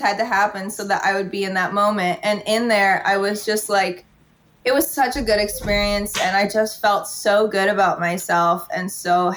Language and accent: English; Ottawa, Ontario, Canada; moved away as an adult; now in Toronto, Canada; I was from Ottawa